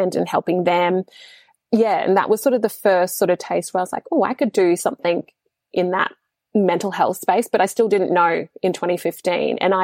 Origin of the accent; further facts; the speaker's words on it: Papua New Guinea; being in my home country